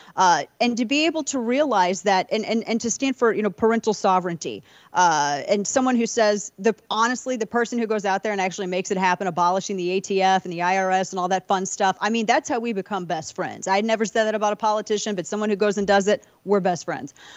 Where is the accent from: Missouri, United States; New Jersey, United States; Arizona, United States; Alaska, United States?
Missouri, United States; St. Louis; my hometown, Saint Louis